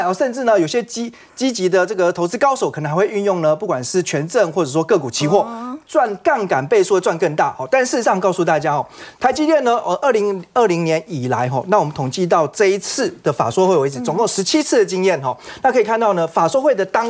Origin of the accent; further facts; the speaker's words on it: Taiwan; 那我们台湾这边当然是台币，所以你要乘上汇率。